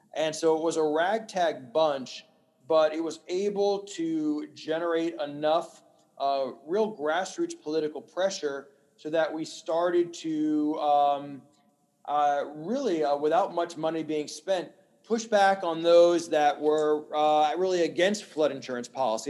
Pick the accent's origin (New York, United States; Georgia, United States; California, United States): New York, United States; moved away as an adult; now in New Orleans, United States; my mother married a Yankee, so I grew up in New York